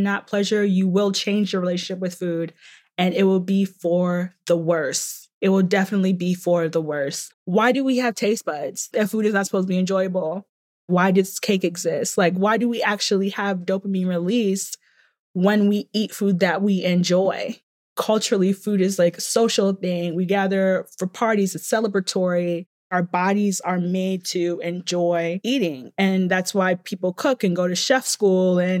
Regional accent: Nigeria; I'm Nigerian

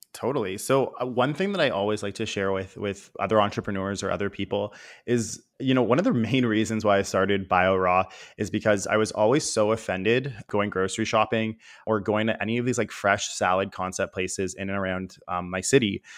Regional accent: Toronto, Ontario, Canada; growing up in Toronto, it's a big city, but it's definitely got a small city feel

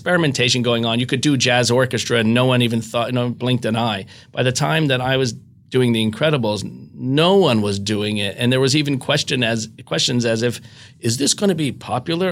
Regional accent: outside of Philadelphia, Pennsylvania, United States; I grew up outside of Philadelphia

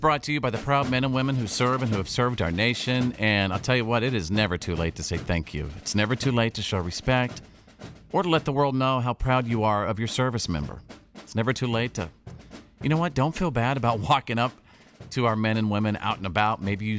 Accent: Texas, United States; I'm from Texas.

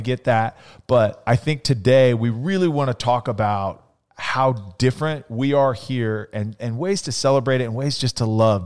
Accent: Central California, United States; growing up, you know, in, in Central California, it was very different than growing up in Phoenix

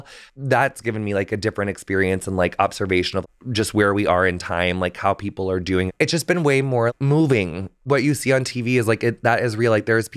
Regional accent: United States; on the Mississippi River, which we ended up going to in like season 4 of Queer Eye. Like we go to my hometown in that episode, which was really special.

